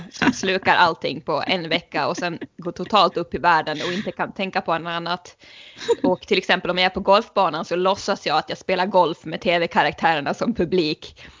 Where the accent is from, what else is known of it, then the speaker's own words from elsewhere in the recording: Sweden; jag tror ju att eh, som svensk så är det nog väldigt många som tänker på det klassiska avslutet i såpan Tre Kronor.